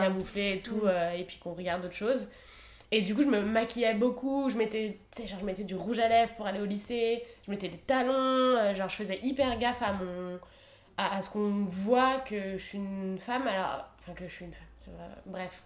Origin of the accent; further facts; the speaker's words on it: Isère, Auvergne-Rhône-Alpes, France; je viens d'Isère, donc on était tout le temps à la montagne